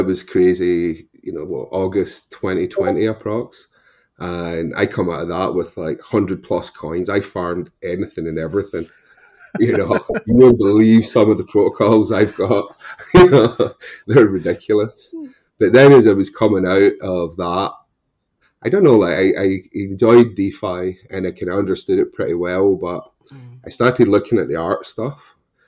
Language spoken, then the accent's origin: English; Scotland, United Kingdom; accent: Scottish with a touch of Irish; moved away as an adult; also born or lived in Ireland; now in United States; my accent, if you don't know, is Scottish originally with a touch of Irish